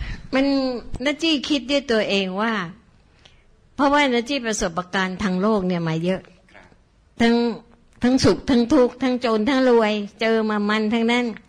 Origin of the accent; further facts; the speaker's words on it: Bangkok, Thailand; เราเป็นคนบางกอก